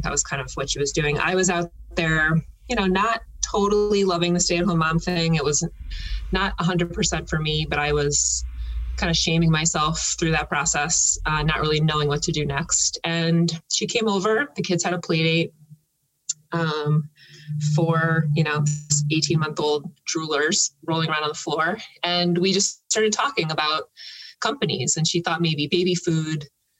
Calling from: Summit, New Jersey, United States; also born or lived in Manhattan, New York; I am calling in from Summit, New Jersey. Summit.

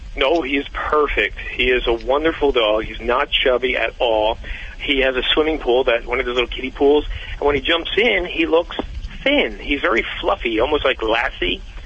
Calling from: Glenside, Pennsylvania, United States; I'm calling from a little town called Glenside, Pennsylvania

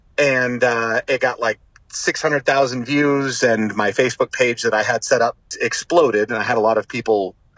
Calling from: California, United States; Smack dab in the center of California.

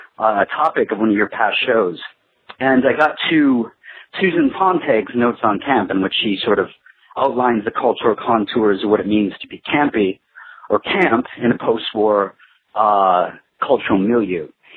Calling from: New York City, New York, United States; I'm calling from New York City.

